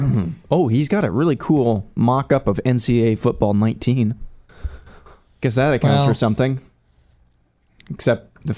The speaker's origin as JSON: {"language": "English", "town": "Atlanta", "region": "Georgia", "country": "United States", "tie": "born or raised there", "said": "Georgia Tech at number 8, the little yellow jacket, which oddly enough, my hometown."}